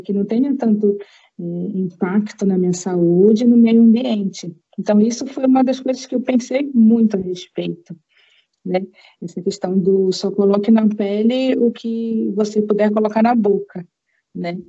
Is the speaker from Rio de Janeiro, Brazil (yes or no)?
no; Belém, Pará, Brazil; lá em Belém do Pará, de onde eu sou